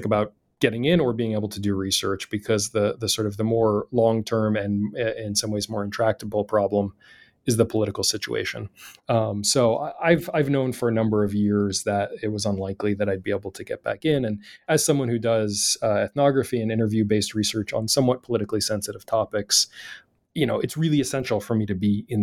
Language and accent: English; United States; as an American